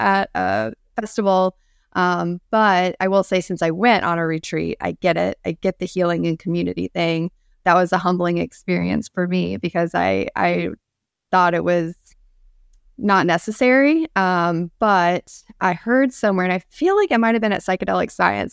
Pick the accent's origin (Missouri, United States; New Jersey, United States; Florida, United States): Florida, United States; Central; I grew up in Central Florida